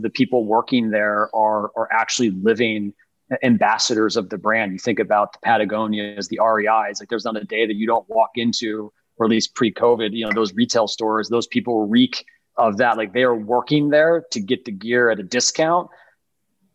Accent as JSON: {"language": "English", "town": "Buffalo", "region": "New York", "country": "United States", "tie": "born or raised there", "said": "growing up in Buffalo with the windows open dead of, you know, winter."}